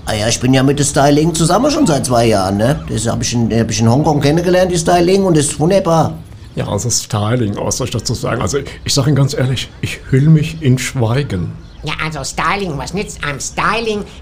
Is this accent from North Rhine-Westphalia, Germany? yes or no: yes; Cologne, North Rhine-Westphalia, Germany; Also ich komme ja aus Köln und wir Kölner sind ja von Hus und äh, schickomatmäßig unterwegs.